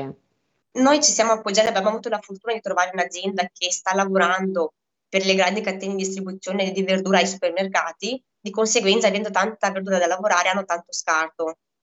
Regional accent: Moldova; now in Italy; io vengo da Moldavia, al quale lavorevamo tela per viverci

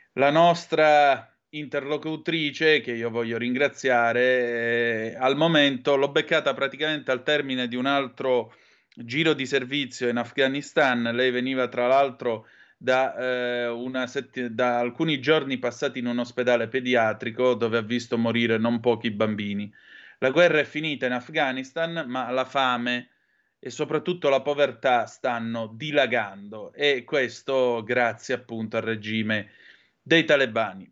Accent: Southern Italy, Italy; accent: southern Italian dialect; my slang from the southern part of Italy

